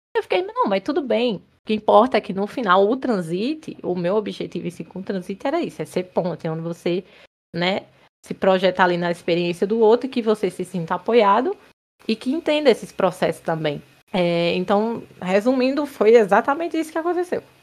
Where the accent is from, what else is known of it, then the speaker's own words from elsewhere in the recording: Pernambuco, Brazil; moved away; also born or lived in Campina Grande, Paraíba; Também sou nordestina, pernambucana, nascida e criada em Pernambuco